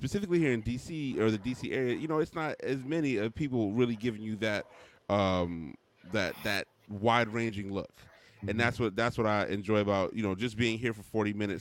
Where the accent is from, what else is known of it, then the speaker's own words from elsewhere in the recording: Mesa, Arizona, United States; moved away as an adult; now in Washington, D.C., United States; I'm originally from Mesa, Arizona, which is a suburb of Phoenix.